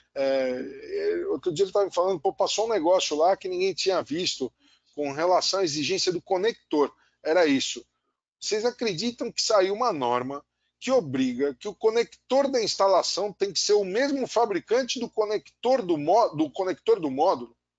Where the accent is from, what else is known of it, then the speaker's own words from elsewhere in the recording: Brazil; also born or lived in São Paulo / Rio de Janeiro; como brasileiro